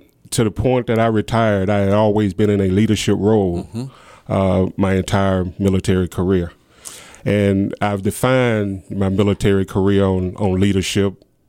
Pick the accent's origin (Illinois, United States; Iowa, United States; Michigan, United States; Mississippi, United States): Mississippi, United States; Brookhaven; Well, actually, I grew up right here in Brookhaven, poor boy, in the Carver Heights Projects.